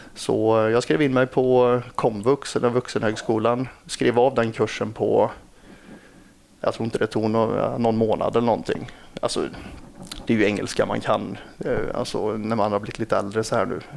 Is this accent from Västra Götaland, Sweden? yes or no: yes; Lidköping, Västra Götaland, Sweden; jag är från Lidköping